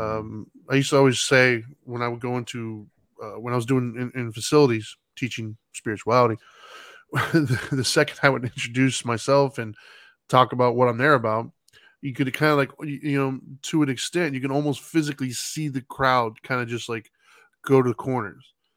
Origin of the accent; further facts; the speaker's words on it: United States; I'm an American standing in an American country where we're mostly Christian